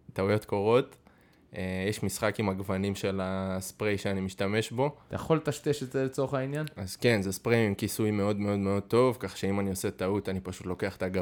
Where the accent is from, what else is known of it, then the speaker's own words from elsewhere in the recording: Safed, Northern District, Israel; moved away; במקור מצפת הרחוקה. צפת? אתה צפתי? אני צפתי יקר